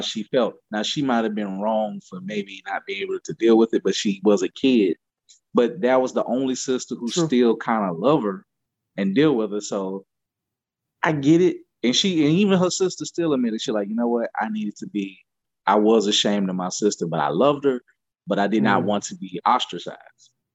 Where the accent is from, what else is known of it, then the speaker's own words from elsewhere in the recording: Louisiana, United States; I grew up in Louisiana